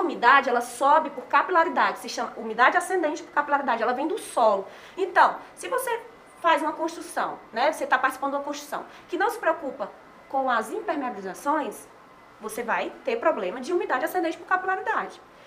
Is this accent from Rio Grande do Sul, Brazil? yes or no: no; Fortaleza, Ceará, Brazil; also born or lived in Sobral; eu sou de Fortaleza